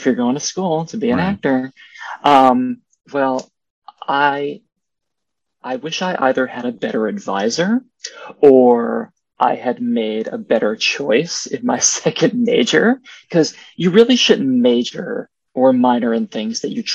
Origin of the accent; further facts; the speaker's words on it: the Poconos, Pennsylvania, United States; I grew up in the Poconos